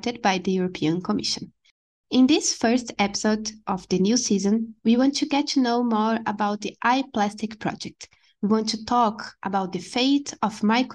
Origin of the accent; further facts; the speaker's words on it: Brazil; I'm from Brazil